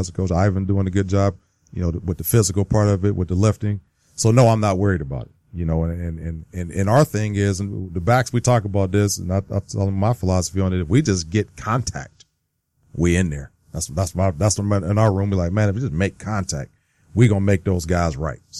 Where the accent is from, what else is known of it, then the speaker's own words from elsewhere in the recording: Youngstown, Ohio, United States; I grew up in Youngstown, Ohio, so yeah. you could be Pittsburgh or you could be Cleveland, and I was neither.